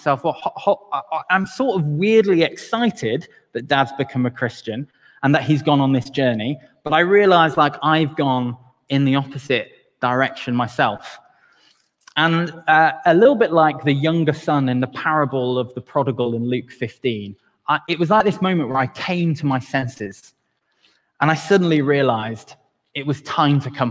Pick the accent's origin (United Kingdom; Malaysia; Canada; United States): United Kingdom; Wales; even as a Welshman